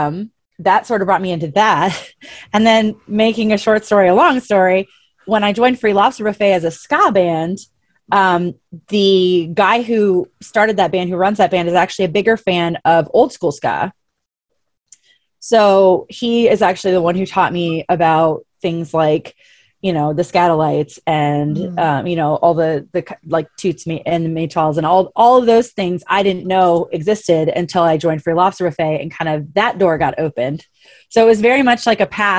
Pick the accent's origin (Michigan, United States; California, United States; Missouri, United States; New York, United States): Missouri, United States; St. Louis; moved away; I'm from St. Louis originally